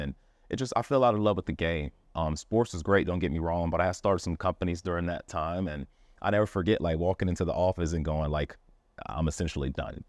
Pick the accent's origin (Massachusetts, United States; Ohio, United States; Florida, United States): Florida, United States; Miami; I grew up in Miami